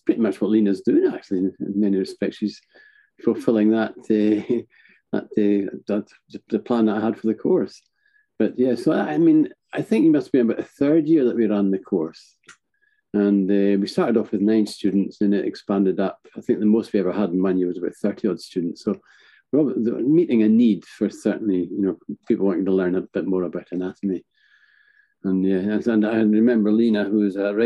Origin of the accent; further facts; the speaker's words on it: north of Scotland, United Kingdom; also born or lived in Edinburgh; I'm physically located in the north of Scotland, which is my hometown.